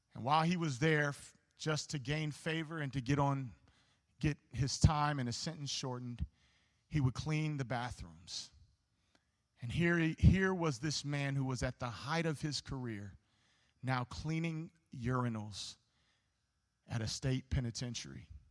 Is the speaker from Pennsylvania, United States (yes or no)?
no; Homewood, Illinois, United States; I grew up in Homewood